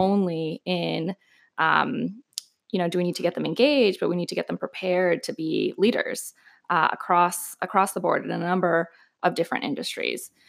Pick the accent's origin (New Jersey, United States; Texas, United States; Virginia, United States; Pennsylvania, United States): Texas, United States; El Paso; moved away as an adult; also born or lived in New York / Austin / Washington, D.C.; I am, um, originally from the border, from El Paso, so native Texan